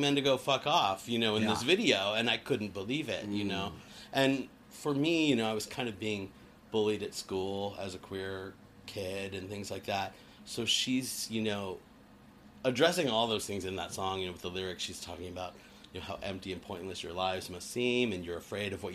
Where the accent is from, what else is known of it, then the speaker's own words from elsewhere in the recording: Littleton, Colorado, United States; moved away as an adult; also born or lived in Denver, Colorado; now in California, United States; I grew up in Denver, Colorado, in a little town called Littleton, Colorado